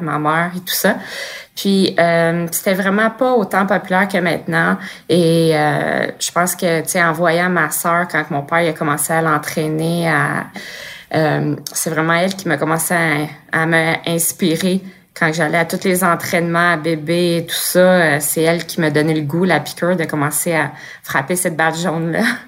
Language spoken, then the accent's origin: French; Blainville, Quebec, Canada; also born or lived in Montreal; je suis née en 87 à Montréal puis j'ai grandi à Blainville